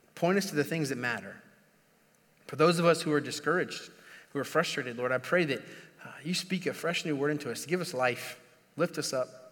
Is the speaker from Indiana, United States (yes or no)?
yes; Indiana, United States; moved away; I'm, I'm originally from Indiana